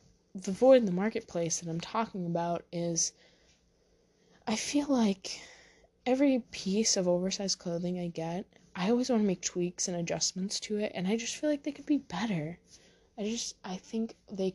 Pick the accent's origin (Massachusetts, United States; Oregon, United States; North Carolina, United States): Massachusetts, United States; near Boston; accent: a little Massachusetts, a little New Hampshire; also born or lived in New Hampshire; I grew up near Boston, so definitely I sound a little Massachusetts